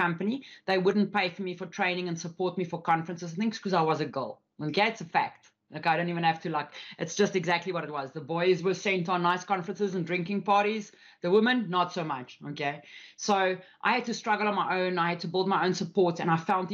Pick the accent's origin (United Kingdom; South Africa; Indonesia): South Africa; especially me as a South African. I'm Afrikaans as well, which is a very, very like farmers type, like a woman's got a place, okay, and a man's got his place. Grew up in those environments.